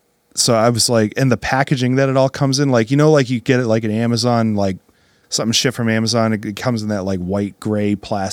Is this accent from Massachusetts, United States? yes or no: yes; Gardner, Massachusetts, United States; I grew up in Gardner and I lived in Gardner